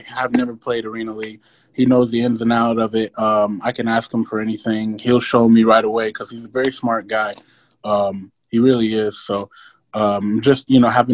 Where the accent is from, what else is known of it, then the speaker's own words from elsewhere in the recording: Grand Island, Nebraska, United States; also born or lived in Sudan / Atlanta, Georgia; Grand Island was, you know, where I grew up in, you know, where I learned everything from football.